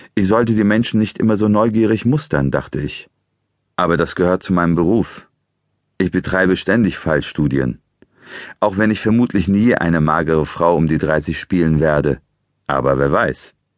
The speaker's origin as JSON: {"language": "German", "region": "Eastern Anatolia", "country": "Turkey", "tie": "born or raised there", "moved": "yes", "lives_now": "Germany", "said": "Geboren bin ich in der Türkei in einem ostanatolischen Bergdorf nahe der Grenze zu Armenien und Georgien"}